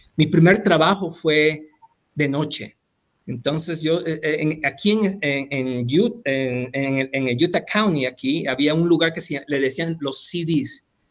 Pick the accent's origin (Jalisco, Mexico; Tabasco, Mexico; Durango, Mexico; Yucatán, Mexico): Tabasco, Mexico; moved away as an adult; also born or lived in Hidalgo; now in United States; yo soy de Tabasco